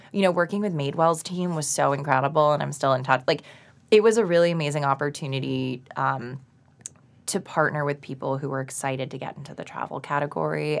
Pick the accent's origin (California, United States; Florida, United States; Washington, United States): Florida, United States; Boca Raton; moved away as an adult; also born or lived in New York; So, I grew up in South Florida, and I went to school in Boca Raton.